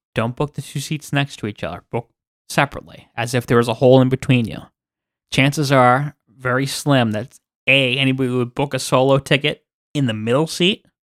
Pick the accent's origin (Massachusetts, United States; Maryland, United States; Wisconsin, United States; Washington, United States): Massachusetts, United States; we're from Boston, we're from Massachusetts